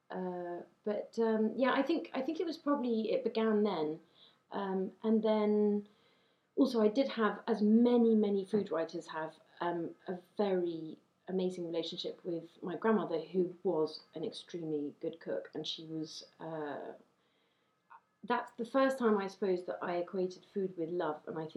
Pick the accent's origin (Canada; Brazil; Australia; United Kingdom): United Kingdom; I devoured books as a means of um, accessing my identity as a British person